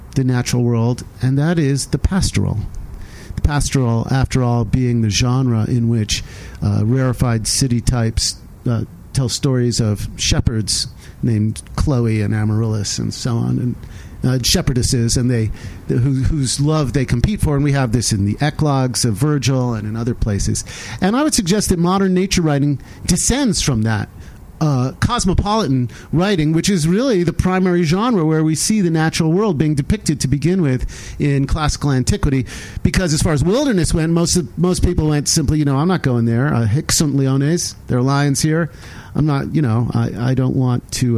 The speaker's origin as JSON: {"language": "English", "region": "Western Massachusetts", "country": "United States", "tie": "born or raised there", "said": "I grew up in Western Massachusetts"}